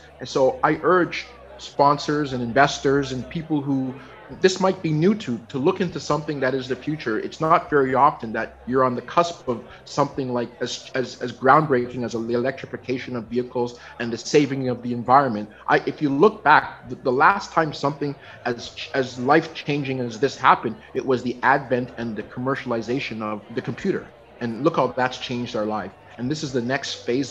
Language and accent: English; Toronto, Ontario, Canada; born or raised there; moved away as an adult; now in Vancouver, Canada